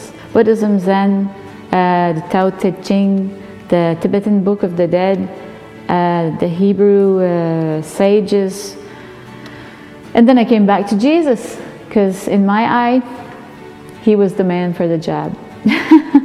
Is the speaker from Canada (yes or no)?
yes; Notre-Dame-des-Érables, New Brunswick, Canada; now in Saint-Quentin, Canada; I was born in Notre-Dame-des-Érables, which is a very small French, Acadian French village in northern New Brunswick, Canada. And now I live in Saint-Quentin, in the west part of New Brunswick, Canada. I grew up in a Catholic home on a farm